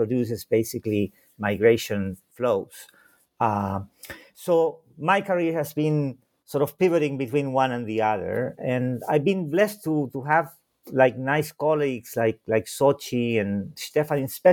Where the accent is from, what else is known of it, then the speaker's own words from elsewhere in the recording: Santiago, Santiago Metropolitan Region, Chile; first language Spanish and German; English is a second language; now in Chicago, United States; I was born in Santiago de Chile